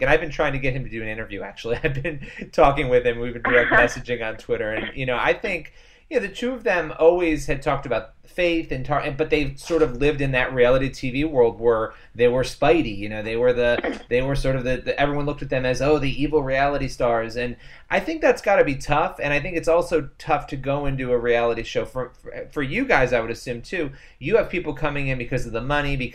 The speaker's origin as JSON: {"language": "English", "region": "New York", "country": "United States", "said": "I'm from New York. I live right outside New York City."}